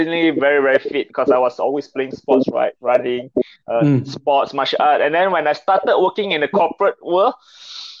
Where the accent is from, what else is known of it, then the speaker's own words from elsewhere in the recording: Kenyir, Terengganu, Malaysia; And then Kenye just happened to be my hometown. I'm from Terengganu.